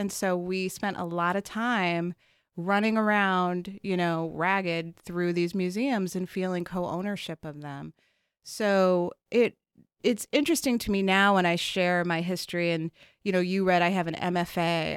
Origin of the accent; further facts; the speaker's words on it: Chicago, Illinois, United States; I was born in Chicago, raised on the South Side in Bronzeville, and then in Hyde Park